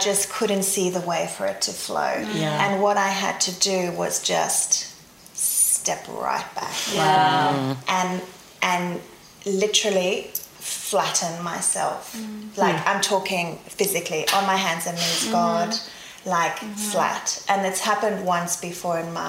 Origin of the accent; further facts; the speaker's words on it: Zambia; moved away; also born or lived in South Africa; I grew up in Africa. So born in South Africa, lived in Zambia in the middle of Africa